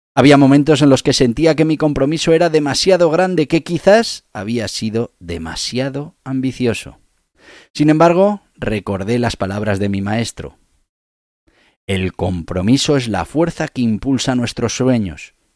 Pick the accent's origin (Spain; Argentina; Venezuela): Spain; Navarre; yo soy de Navarra